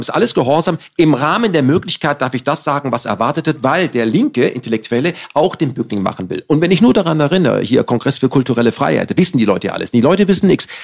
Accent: Germany; als Deutsche

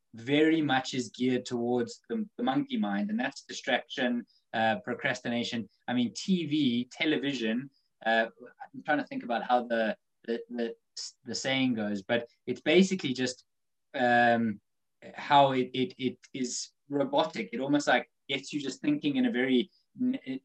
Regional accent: South Africa; now in United Kingdom; growing up in Africa

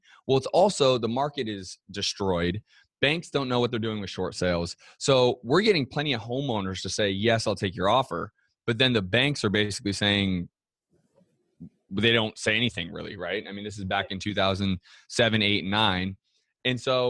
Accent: California, United States; moved away as an adult; also born or lived in Boston; that had me actually living in Boston at one point. And I'm from California originally.

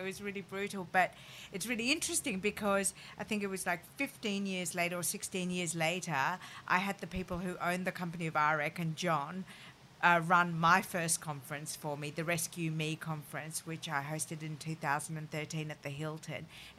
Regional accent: France; born there; the reason I moved to Paris is that I was born in France, and it had always been a dream of mine to go to Paris and go to the Sorbonne to study French.

